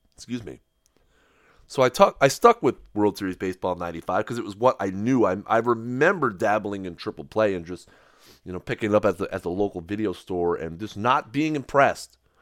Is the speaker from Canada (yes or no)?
yes; Canada; I'm Canadian